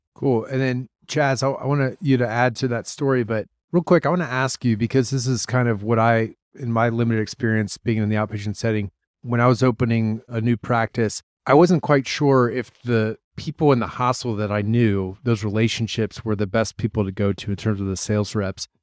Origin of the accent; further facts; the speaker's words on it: Columbus, Ohio, United States; moved away; I'm from Columbus, Ohio